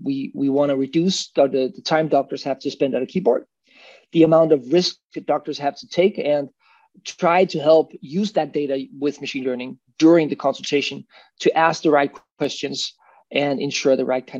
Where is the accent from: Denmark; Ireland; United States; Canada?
Denmark; Copenhagen, Capital Region of Denmark; so I'm from Denmark, Copenhagen. Mom's Swedish, dad's Danish. Lived in a bunch of countries